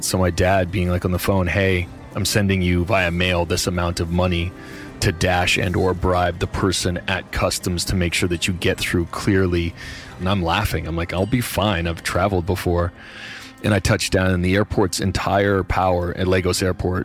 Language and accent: English; Nova Scotia, Canada; where I grew up in Nova Scotia